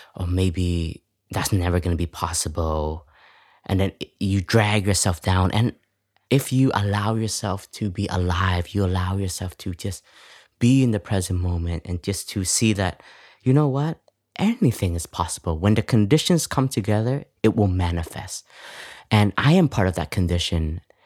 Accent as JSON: {"language": "English", "town": "Toronto", "region": "Ontario", "country": "Canada", "tie": "born or raised there", "second_language": "English", "moved": "yes", "said": "I was raised in Canada, in Toronto, and coming from an immigrant family"}